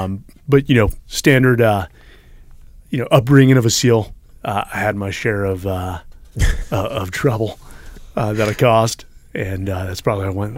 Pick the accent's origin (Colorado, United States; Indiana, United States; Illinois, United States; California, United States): California, United States; Palo Alto; In NorCal, Palo Alto, California, just about 30 minutes south of San Francisco. Entire family born and raised in San Francisco.